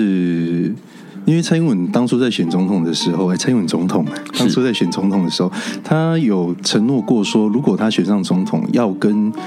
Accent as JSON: {"language": "Chinese", "region": "Taitung County", "country": "Taiwan", "also_born_or_lived": "Hualien County / Kaohsiung", "said": "我是来自台东跟花莲的阿美族。那呃，后来搬到高雄去之后，在高雄就学，然后到台北就是工作。"}